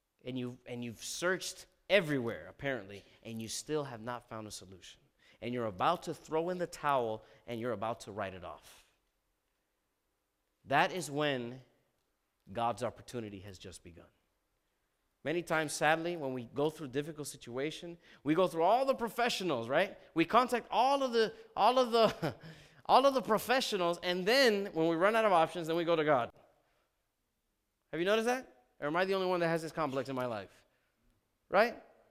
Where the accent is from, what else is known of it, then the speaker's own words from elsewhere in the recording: Miami, Florida, United States; I'm from Miami. The reason you know you're in Miami is when you see several Cuban men wearing these really cool shirts called guayaberas.